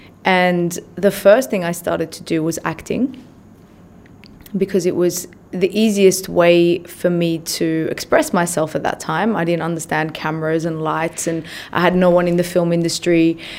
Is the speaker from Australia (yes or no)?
yes; Australia; also born or lived in Iran; I grew up in Australia. Yep.